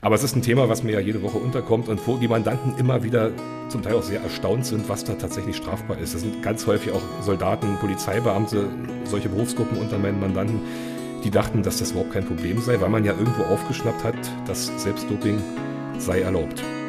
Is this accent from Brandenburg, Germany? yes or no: yes; Cottbus, Brandenburg, Germany; moved away as an adult; also born or lived in Berlin / Franconia / Saxony-Anhalt / Mecklenburg-Vorpommern; komme aus Cottbus, auch gebürtig aus Cottbus